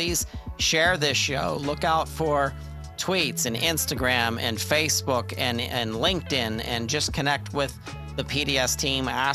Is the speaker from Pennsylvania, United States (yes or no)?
yes; Pittsburgh, Pennsylvania, United States; I'm from Pittsburgh